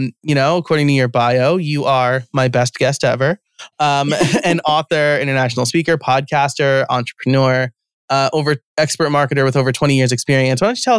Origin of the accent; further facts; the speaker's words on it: United States; I'm American Italian, and so I always want to say like Pampalone or something like that.